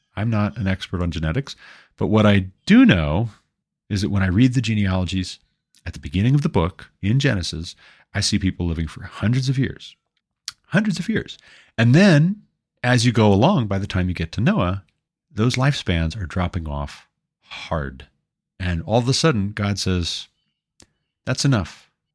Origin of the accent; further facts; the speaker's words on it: United States; I'm not a Scotsman. I'm an American.